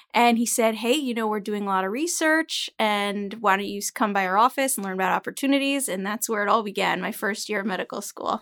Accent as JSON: {"language": "English", "town": "Teaneck", "region": "New Jersey", "country": "United States", "tie": "born or raised there", "also_born_or_lived": "New York City", "said": "I come from Teaneck, New Jersey"}